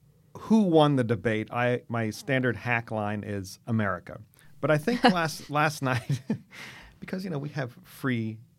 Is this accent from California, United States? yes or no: yes; California, United States; Kamala Harris that we grew up with here in California?